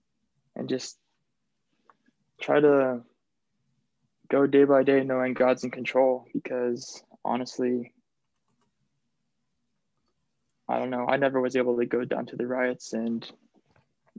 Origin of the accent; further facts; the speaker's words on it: Colorado, United States; moved away as an adult; now in Seattle, United States; I grew up in Colorado, and then moving here